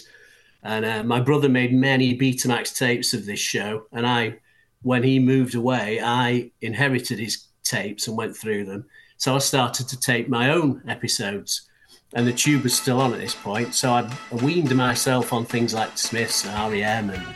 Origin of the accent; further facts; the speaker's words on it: Sheffield, Yorkshire and the Humber, United Kingdom; now in Manchester, United Kingdom; I'm actually from Sheffield, but I've been here for 1995 I moved here, so a long time now.